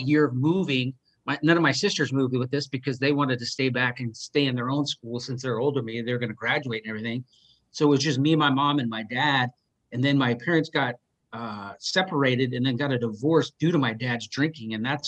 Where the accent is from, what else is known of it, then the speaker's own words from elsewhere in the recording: Seattle, Washington, United States; growing up in Seattle